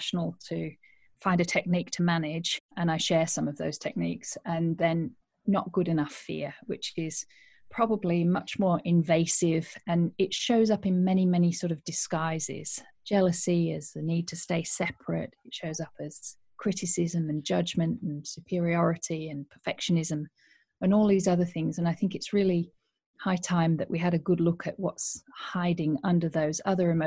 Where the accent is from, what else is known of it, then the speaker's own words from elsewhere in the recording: Yorkshire and the Humber, United Kingdom; moved away as an adult; also born or lived in Australia; I am originally a Yorkshire woman. I grew up in Yorkshire and went to university here